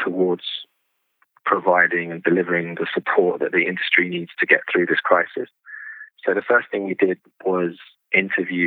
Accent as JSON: {"language": "English", "region": "London", "country": "United Kingdom", "tie": "born or raised there", "said": "I was born in London and I've lived here most of my life"}